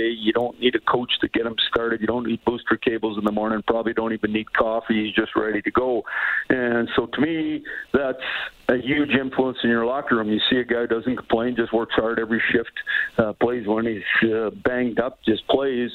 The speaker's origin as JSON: {"language": "English", "town": "Saskatoon", "region": "Saskatchewan", "country": "Canada", "tie": "born or raised there", "also_born_or_lived": "Montreal", "moved": "yes", "said": "I grew up in Saskatoon. It's fun to be back"}